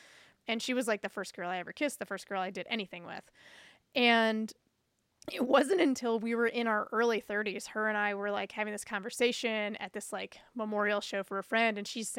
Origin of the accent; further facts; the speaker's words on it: the South, United States; And it was like growing up in the South, it's a lot of derogatory words that were used around queerness.